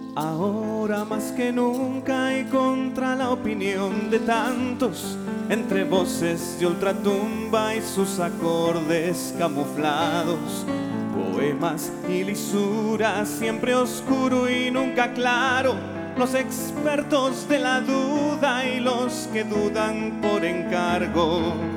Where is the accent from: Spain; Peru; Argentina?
Peru; trabajan para la iglesia en mi país, en Perú